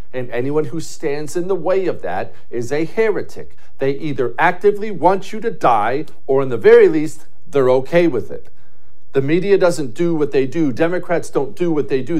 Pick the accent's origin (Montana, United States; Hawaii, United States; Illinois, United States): Montana, United States; I grew up in Montana